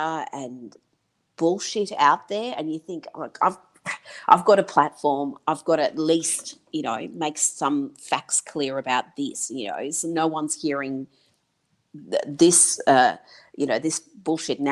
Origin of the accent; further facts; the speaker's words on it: Iran; also born or lived in Pine Bluff, Arkansas, United States; now in Australia; I was raised in Iran. My childhood was there, until I moved to Australia